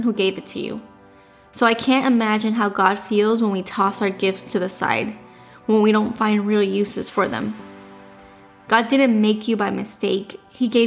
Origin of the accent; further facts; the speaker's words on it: Miami, Florida, United States; We were born and raised in Miami